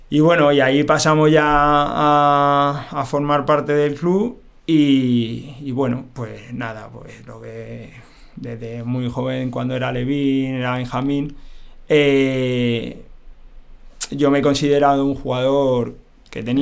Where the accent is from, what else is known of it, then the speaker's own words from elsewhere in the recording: Madrid, Community of Madrid, Spain; eh, nací en Vallecas, o sea, soy de un barrio eh, que eh, al parecer, como nos criábamos un poco en la calle